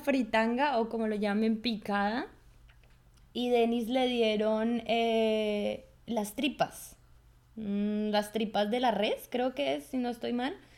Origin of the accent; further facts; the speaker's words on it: Colombia; now in Germany; una colombiana